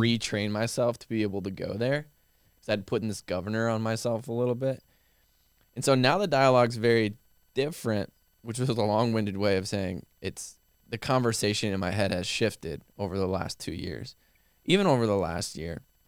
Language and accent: English; Midwest, United States; now in Austin, United States; growing up in the Midwest